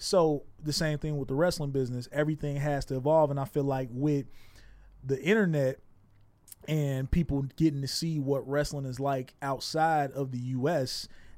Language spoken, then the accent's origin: English; Chicago, Illinois, United States; back home. I'm from Chicago, so mm-hmm. back home it was Fox 32.